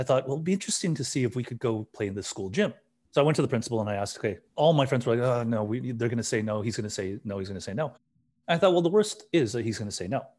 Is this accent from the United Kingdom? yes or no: no; Burnaby, British Columbia, Canada; growing up in Burnaby, it's a life that I knew